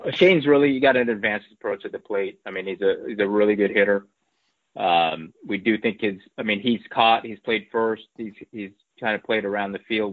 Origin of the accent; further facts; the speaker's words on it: Bay Area, California, United States; I grew up in the Bay Area